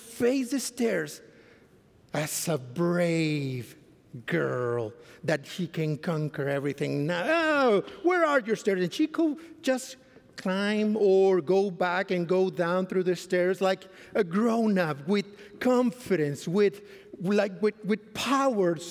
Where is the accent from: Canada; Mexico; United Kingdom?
Mexico; English is a second language; moved away as an adult; now in Fort Worth, United States; I come from Mexico. I used to be in Mexico before 2014, but then we came here to serve at Central Texas Conference